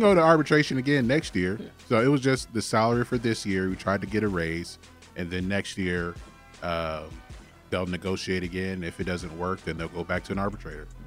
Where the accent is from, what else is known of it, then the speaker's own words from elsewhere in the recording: Augusta, Georgia, United States; I am from Augusta